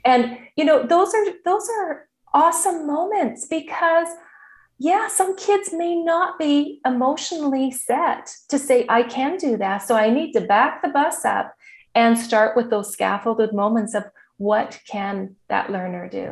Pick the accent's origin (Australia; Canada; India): Canada; Saskatoon, Saskatchewan; I grew up in Saskatoon, Saskatchewan